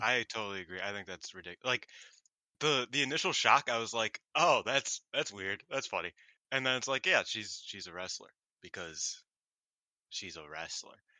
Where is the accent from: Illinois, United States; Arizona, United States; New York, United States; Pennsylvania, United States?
Illinois, United States; Chicago; I am from Chicago